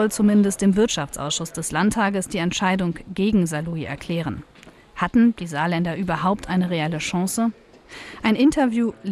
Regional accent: Spain; now in Germany; Ich komme aus Spanien, ist ja klar, dass ich dann auch

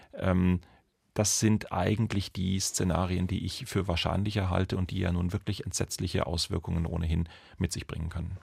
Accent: Munich, Bavaria, Germany; bei uns in München

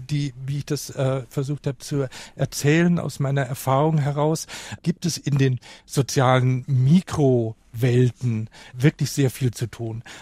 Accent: Kaufbeuren, Bavaria, Germany; eine kleine Stadt in Bayern.

